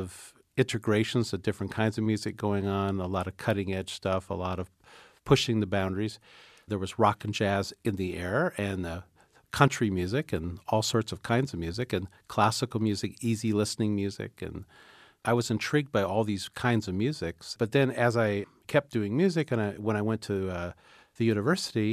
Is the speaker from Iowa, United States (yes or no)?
yes; Iowa, United States; growing up in Iowa back in the 60s